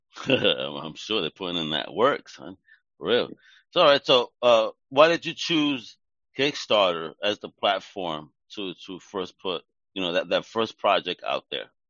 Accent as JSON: {"language": "English", "region": "New York", "country": "United States", "said": "I'm from Greenpoint. I'm right here right now in Greenpoint, Brooklyn."}